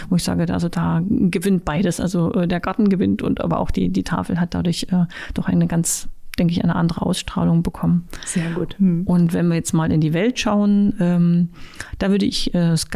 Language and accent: German; Halle, Saxony-Anhalt, Germany; für meine Heimatstadt Halle äh, kann ich benennen oder möchte ich an dieser Stelle jetzt benennen den Halleschen Domplatz.